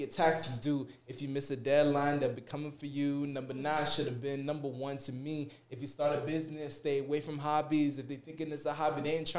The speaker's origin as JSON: {"language": "English", "region": "South Florida", "country": "United States", "said": "I'm originally from South Florida"}